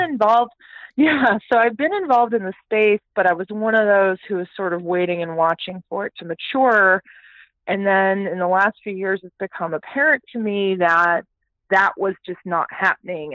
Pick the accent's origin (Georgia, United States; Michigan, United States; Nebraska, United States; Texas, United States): Texas, United States; Houston; also born or lived in Toronto, Canada / Calgary, Canada; I am a Canadian born, okay. but I grew up in the great state of Texas.